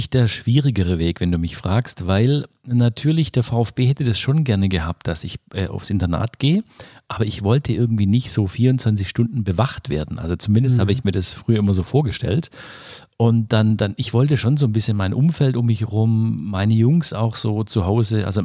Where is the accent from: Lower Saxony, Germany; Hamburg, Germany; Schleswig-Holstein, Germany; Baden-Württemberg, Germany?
Baden-Württemberg, Germany; Oberjettingen; und meine Mutter ein Restaurant gekauft, also so ein Gasthof in, in Oberjettingen. Mhm. Und dann bin ich so richtig auf dem Land groß geworden mit, ähm, mit Gastronomie.